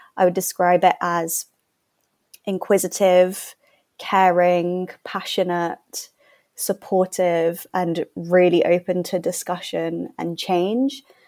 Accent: London, United Kingdom; I'm from London.

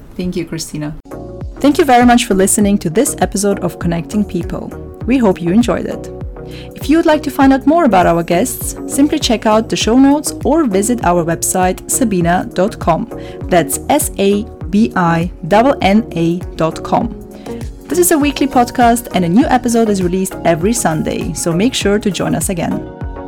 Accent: Austria; moved away; I grew up in Austria

